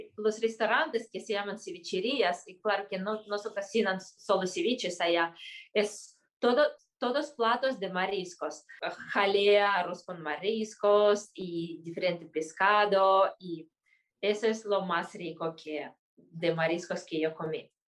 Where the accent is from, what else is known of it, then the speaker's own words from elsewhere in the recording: Kyrgyzstan; en mi país, Kirguistán